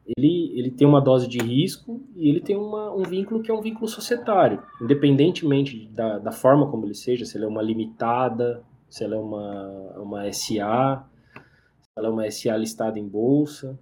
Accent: interior of São Paulo, Brazil; eu sou do interior de São Paulo

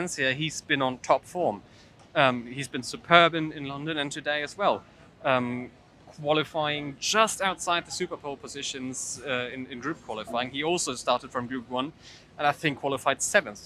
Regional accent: Germany; I'm from Germany

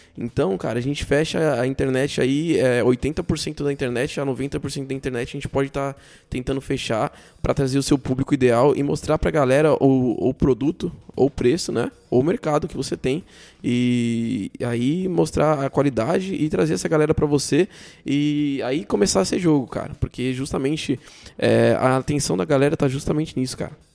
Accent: São Paulo, Brazil; eu sou de São Paulo

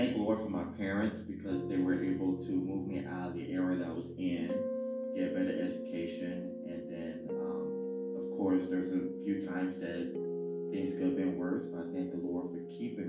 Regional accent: Chicago, Illinois, United States; Growing up in Chicago, I was not in a bad neighborhood or anything. I was in good neighborhoods

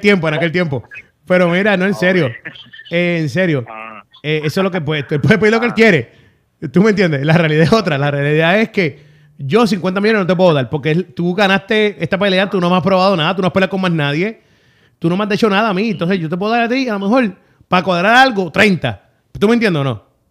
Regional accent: Fajardo, Puerto Rico; also born or lived in Luquillo, Puerto Rico; yo soy de Fajardo

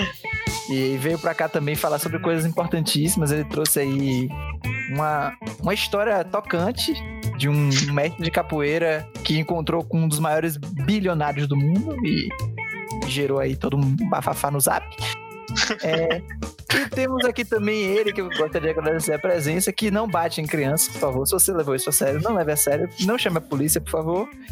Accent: Santos, São Paulo, Brazil; sou das ruas, sou de Santos

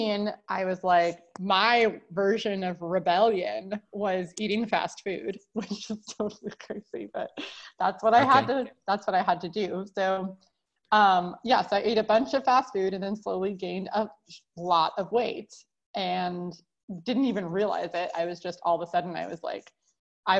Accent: California, United States; I grew up in California

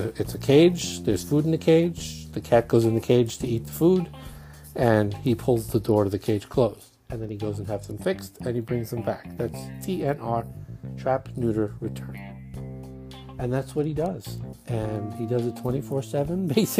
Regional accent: New York City, New York, United States; accent: Brooklyn Jewish; my Brooklyn Jewish accent

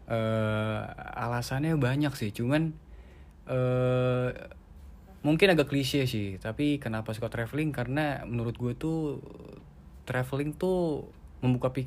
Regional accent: North Sumatra, Indonesia; Mungkin pertama itu uh, kampung halaman gue sih. Mm

